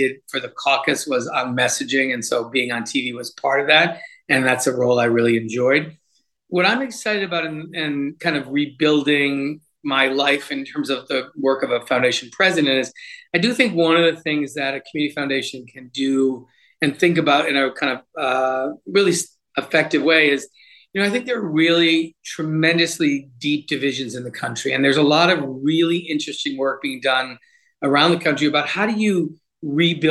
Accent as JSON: {"language": "English", "region": "Rhode Island", "country": "United States", "said": "come back to my home state"}